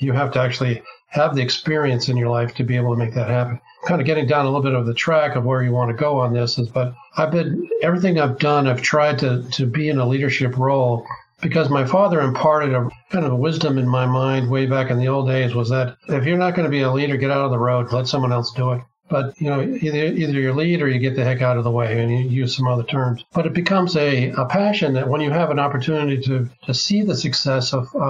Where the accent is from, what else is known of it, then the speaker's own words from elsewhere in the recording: Bay Area, California, United States; I was raised in the Bay Area of California back when, in 1950